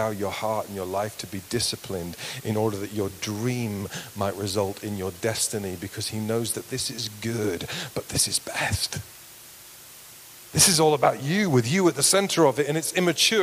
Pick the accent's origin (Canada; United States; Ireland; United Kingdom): United Kingdom; we're British